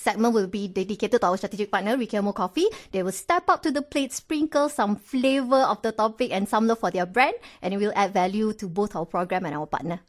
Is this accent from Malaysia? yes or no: yes; Malaysia; unite us as Malaysian